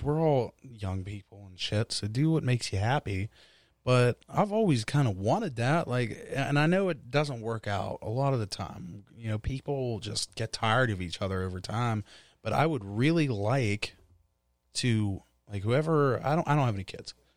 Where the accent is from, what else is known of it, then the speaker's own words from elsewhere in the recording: Wilkinsburg, Pennsylvania, United States; I'm not from Upper Saint Clair, dog, you know what I mean? From Wilkinsburg